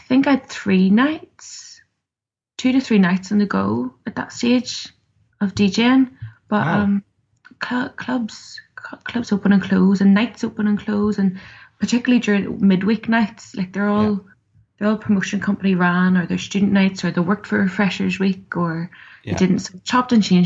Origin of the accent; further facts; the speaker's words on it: Belfast, Northern Ireland, United Kingdom; also born or lived in Cookstown; from Belfast